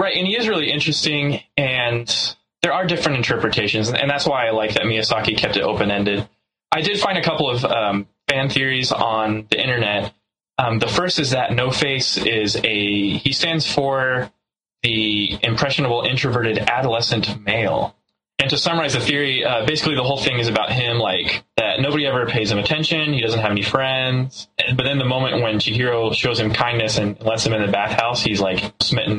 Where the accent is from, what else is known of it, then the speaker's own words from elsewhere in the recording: South Texas, United States; we're from South Texas